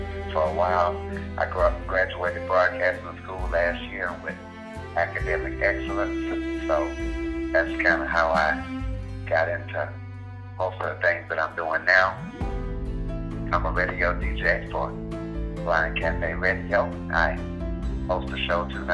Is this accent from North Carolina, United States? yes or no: no; Louisiana, United States; now in Kansas, United States; I am originally from Louisiana, but living in Kansas.